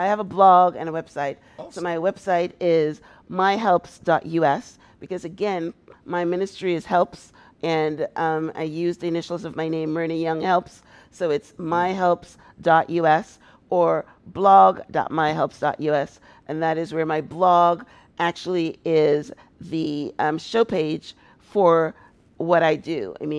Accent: Guyana; moved away as an adult; also born or lived in Toronto, Canada; I was a very successful business person in Toronto, Canada, because that's when I moved. I moved from Guyana to Toronto, and I had a very successful limousine service.

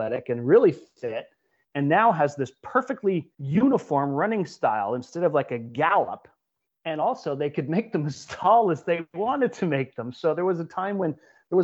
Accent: Canada; as a Canadian

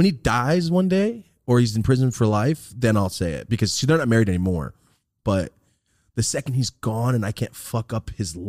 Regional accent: Merced, California, United States; Cause like me, I'm from Merced. It's fucking gang town, but I never joined no gang.

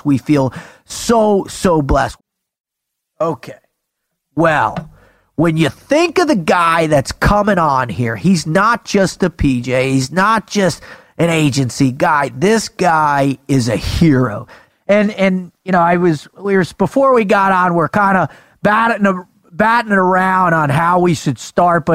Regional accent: South Florida, United States; I grew up in South Florida on the water

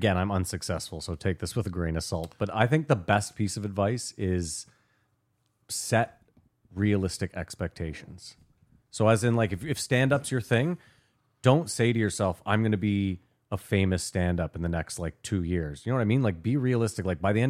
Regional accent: Ottawa, Ontario, Canada; I mean, we're from Ottawa.

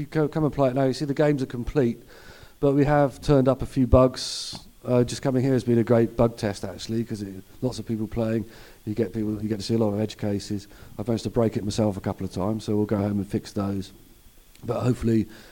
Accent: United Kingdom; I am as British as a cup of tea

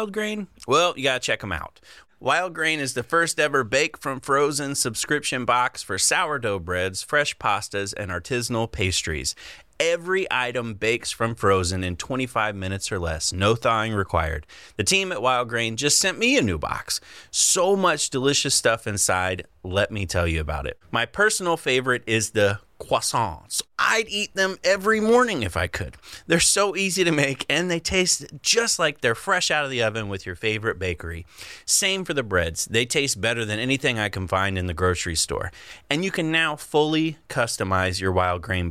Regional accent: Florida, United States; I'm from Florida

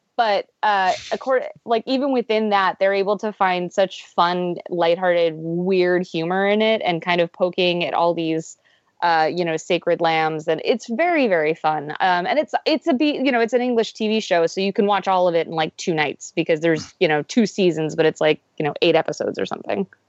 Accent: Pennsylvania, United States; I grew up in Pennsylvania, though not the part of Pennsylvania this is set in.

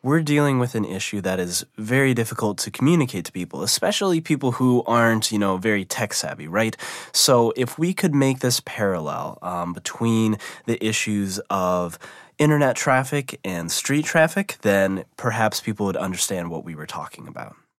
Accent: Midwest, United States; I was born and raised in the Midwest

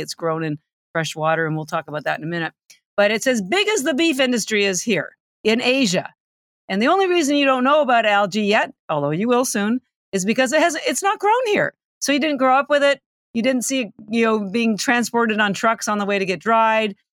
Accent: Canada; moved away as an adult; now in Boston, United States; I'm Canadian, although I've lived in Boston thirty-three years

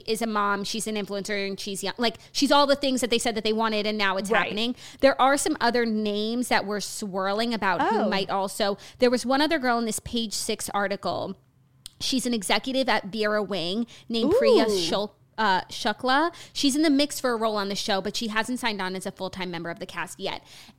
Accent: New York, United States; I think like still I can say I am a New Yorker, but that will expire and I need to figure out when that is.

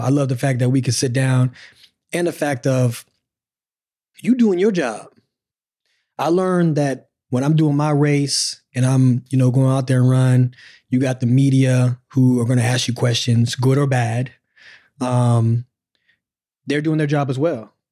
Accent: Pensacola, Florida, United States; moved away as an adult; also born or lived in Tennessee; we in Pensacola

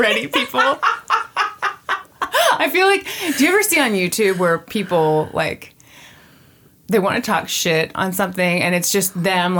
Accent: Johnson County, Kansas, United States; You and I grew up in Johnson County, Kansas

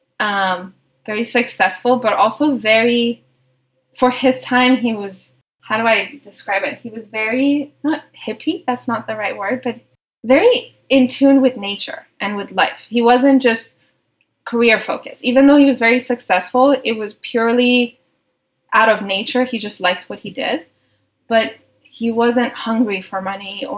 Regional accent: Tehran, Tehran Province, Iran; moved away as an adult; now in Boston, United States; I grew up in Tehran, Iran, and I moved here by myself when I was 18 to Boston

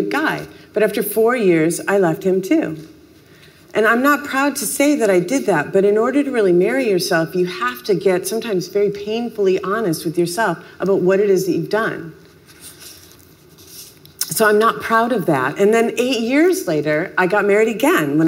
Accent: Minneapolis, Minnesota, United States; I'm from Minneapolis

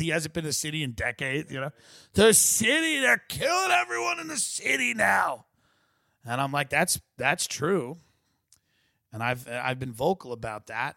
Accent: New York, United States; doing business in my home state

